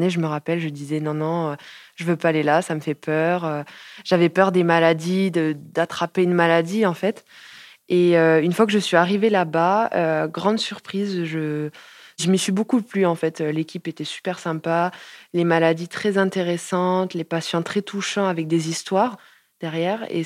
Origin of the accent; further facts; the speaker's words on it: Montpellier, Occitania, France; Je suis de Montpellier depuis toujours. Je suis née à Montpellier.